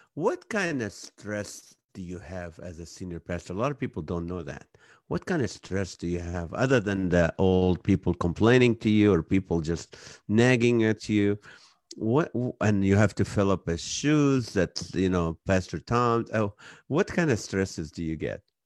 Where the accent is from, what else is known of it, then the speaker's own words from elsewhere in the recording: Kuwait; also born or lived in Israel; now in United States; I'm from Israel. I grew up in Kuwait